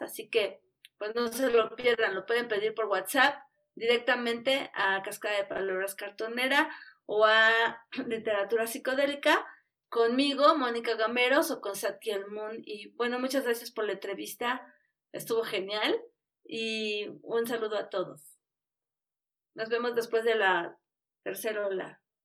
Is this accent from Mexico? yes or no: yes; Mexico; somos mexicanos